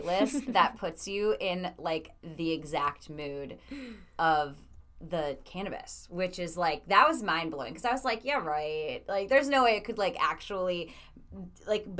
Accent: Midwest, United States; growing up in the Midwest

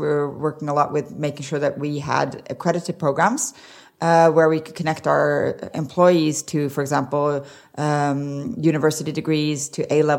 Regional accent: Arizona, United States; also born or lived in Sweden / Norway; I grew up in Arizona. Well, actually, I grew up everywhere. So I grew up in five different countries, but I mainly grew up in Arizona and in Sweden. A little bit in Norway as well.

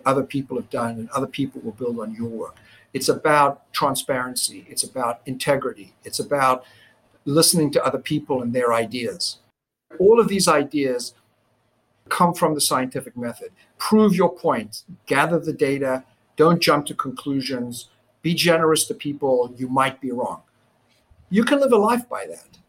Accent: Johannesburg, Gauteng, South Africa; now in United States; growing up in South Africa when I did

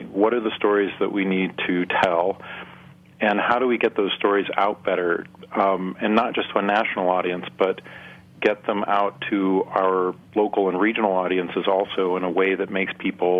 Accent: Nebraska, United States; here in my home state of Nebraska

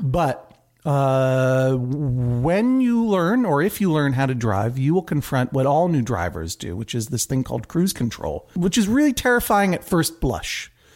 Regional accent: Brookline, Massachusetts, United States; moved away as an adult; also born or lived in New York City; now in New York, United States; I am from Brookline, Massachusetts. I've lived in New York for twenty-one years

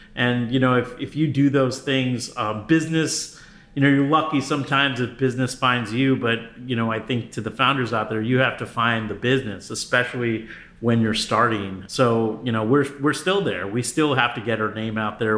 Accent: New York City, New York, United States; moved away as an adult; also born or lived in New Jersey / Connecticut / Berkeley, California; now in Los Angeles, United States; I'm originally from the East Coast, so uh, I I hail from the New York area, so Metro New York City. So I lived in New York, New Jersey, and Connecticut at different times in my early life.

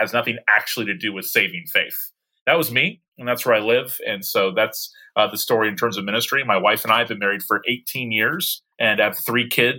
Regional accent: Tallahassee, Florida, United States; I am pastoring in my hometown of Tallahassee, Florida

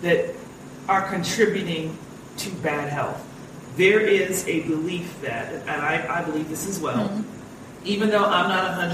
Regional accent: United States; moved away; also born or lived in Los Angeles, California; I'm first generation American, have traveled the world over and over, but still, I am primarily an American at heart

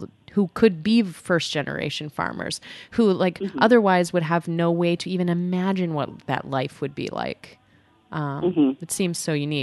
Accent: New York City, New York, United States; I grew up in New York City primarily

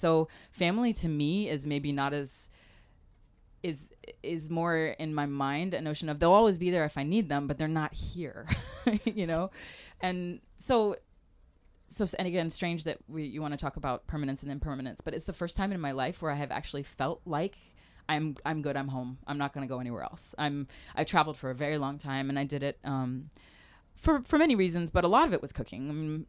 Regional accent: Harare, Zimbabwe; born there; also born or lived in South Africa; I was born in Rhodesia when it was Salisbury, when it was actually Zimbabwe, Rhodesia, just before they gained their independence, and lived in South Africa for a while.

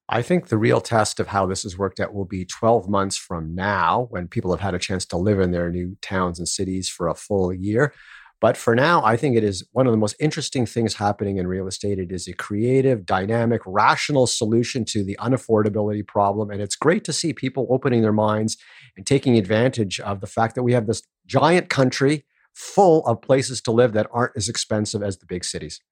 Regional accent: Toronto, Ontario, Canada; I grew up in Toronto

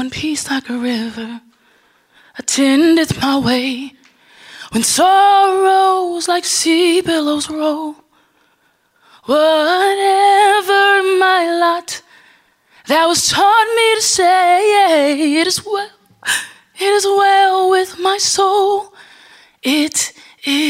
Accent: Los Angeles, California, United States; I am from Los Angeles. That's where I live currently

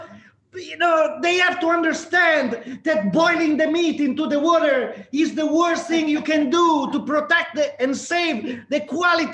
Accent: Emilia-Romagna, Italy; growing up in Emilia-Romagna

